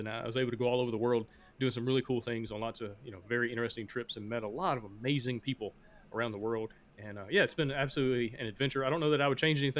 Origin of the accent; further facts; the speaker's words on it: Alabama, United States; accent: Southern; also born or lived in Honduras; growing up, I'm from Alabama, and if you can't tell by my accent, I'm from the South.